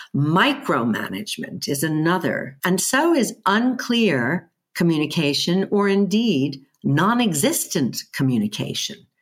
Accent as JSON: {"language": "English", "country": "United States", "tie": "born or raised there", "also_born_or_lived": "Germany", "accent": "American", "moved": "as an adult", "lives_now": "United Kingdom", "said": "I have an American, um, upbringing"}